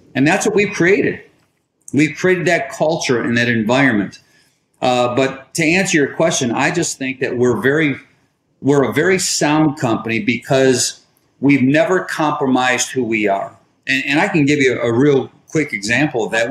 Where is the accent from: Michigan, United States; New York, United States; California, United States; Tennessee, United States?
Michigan, United States; Detroit; moved away as an adult; now in Charlotte, United States; We moved from Detroit, where I grew up from, and uh, we now live in the Charlotte, North Carolina area